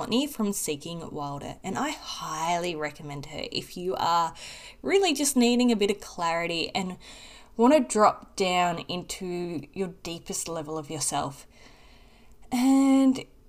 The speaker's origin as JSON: {"language": "English", "country": "Australia", "accent": "Australian", "said": "I'm in Australia, for those that don't know and couldn't pick up on my accent"}